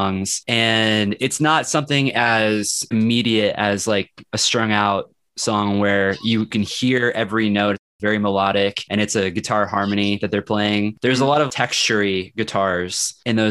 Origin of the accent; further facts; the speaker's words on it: Kansas City, United States; I'm actually from Kansas City